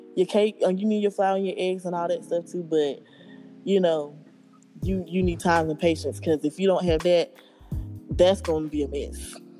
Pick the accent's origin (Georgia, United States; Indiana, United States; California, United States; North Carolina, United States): North Carolina, United States; Roseboro; I'm from Roseboro, North Carolina, a little small town